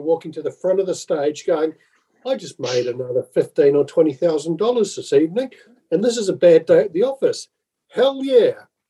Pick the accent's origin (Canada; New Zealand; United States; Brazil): New Zealand; growing up in New Zealand